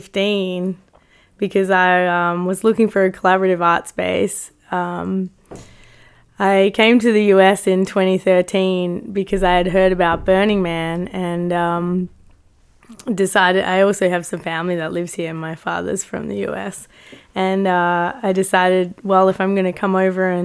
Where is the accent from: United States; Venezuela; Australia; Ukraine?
Australia; Australia, mate.